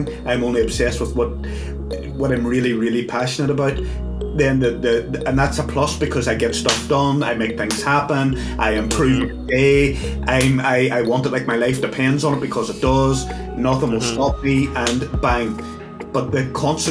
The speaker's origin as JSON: {"language": "English", "region": "Northern Ireland", "country": "United Kingdom", "said": "I'm from Northern Ireland"}